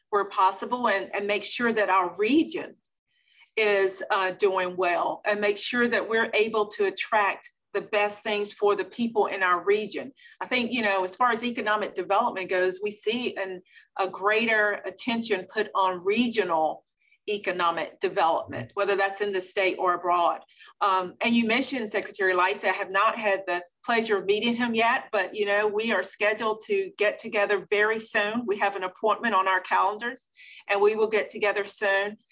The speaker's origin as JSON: {"language": "English", "town": "Belhaven", "region": "North Carolina", "country": "United States", "said": "I am from Eastern North Carolina, the beautiful small town of Belhaven, North Carolina"}